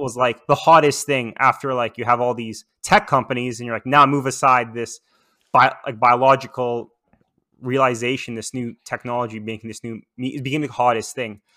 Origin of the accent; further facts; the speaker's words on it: Toronto, Ontario, Canada; moved away as an adult; also born or lived in Vancouver; when moving to Vancouver, I'm from Toronto, I guess originally or natively